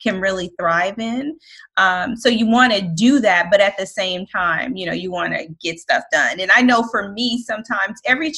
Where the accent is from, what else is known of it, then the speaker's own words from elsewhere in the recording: Colorado, United States; moved away as an adult; now in Takoma Park, Maryland, United States; we are originally from Colorado. We moved here in 2013